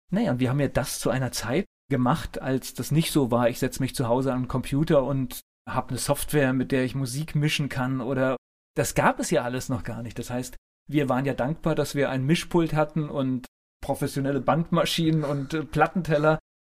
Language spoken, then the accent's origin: German; North Rhine-Westphalia, Germany; moved away; ich komme auch aus Nordrhein-Westfalen gebürtig